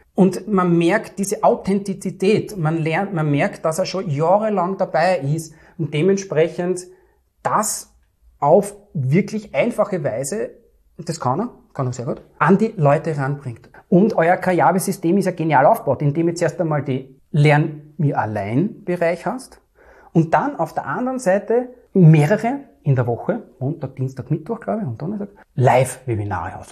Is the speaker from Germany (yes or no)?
no; Vienna, Austria; Ich komme aus Wien, aus dem dritten und elften Wiener Gemeindebezirk